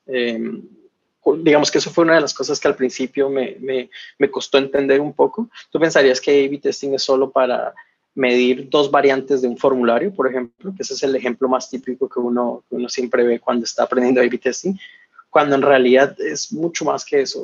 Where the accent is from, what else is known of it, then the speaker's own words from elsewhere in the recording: Colombia; moved away as an adult; also born or lived in Barcelona; yo soy originalmente de Colombia